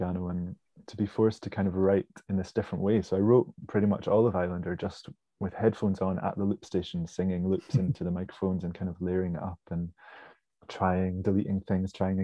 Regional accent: Pittenweem, Scotland, United Kingdom; also born or lived in Lower Largo; I grew up in the East Nuke of Fife in a little fishing village called Pittenweem, and then moved to Lower Largo just along the water.

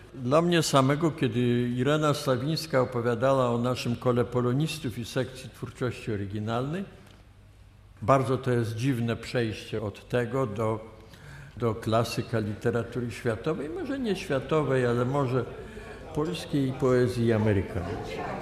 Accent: Lithuania; moved away; also born or lived in Vilnius; ja się urodziłem na północ od Kowna, tam są moje właściwie korzenie

